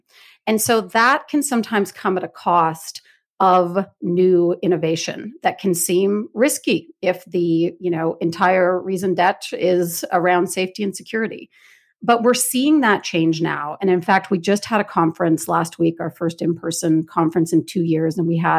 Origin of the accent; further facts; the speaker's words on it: Canada; now in United States; I'm Canadian, but I live in the United States, and we have access to, you know, things like Venmo that I'm even surprised that my peers in Canada haven't even heard of.